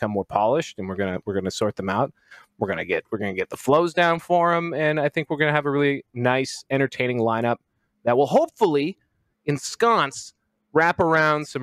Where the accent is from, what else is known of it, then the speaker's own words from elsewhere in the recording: Canada; I am very Canadian and raised by a nervous mother